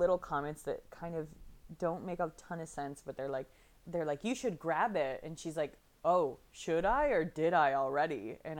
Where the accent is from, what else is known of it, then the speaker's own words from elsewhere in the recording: New England, United States; I'm from New England.